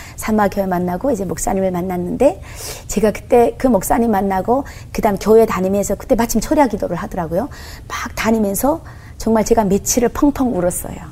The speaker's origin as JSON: {"language": "Korean", "country": "North Korea", "also_born_or_lived": "China", "moved": "as an adult", "lives_now": "South Korea", "said": "북한에서 살 때도"}